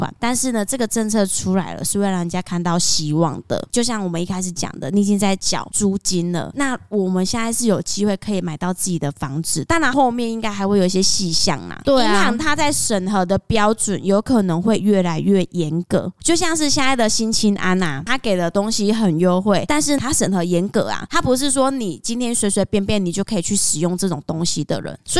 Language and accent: Chinese; Taiwan; 我们台湾人自己本身也喜欢买便宜的东西